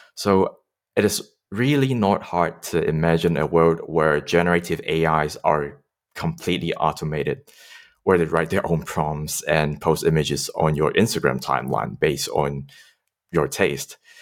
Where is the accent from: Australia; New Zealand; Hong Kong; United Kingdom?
Hong Kong; I grew up in Hong Kong